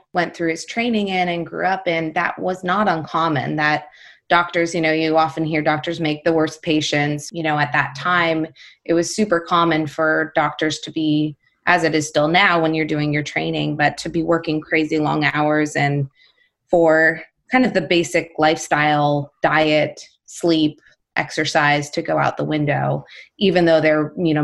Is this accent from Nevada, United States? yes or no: yes; Las Vegas, Nevada, United States; I'm from Las Vegas